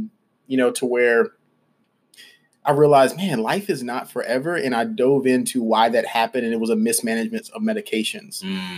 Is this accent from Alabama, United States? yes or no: yes; Birmingham, Alabama, United States; also born or lived in Atlanta; my story began in Birmingham, Alabama. That's where I'm from.